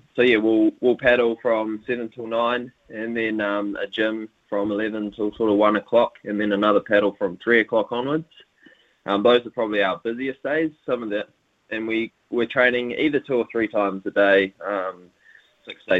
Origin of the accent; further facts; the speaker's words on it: Whanganui, Manawatū-Whanganui, New Zealand; also born or lived in Wellington, New Zealand; now in Cambridge, New Zealand; I hail from Whanganui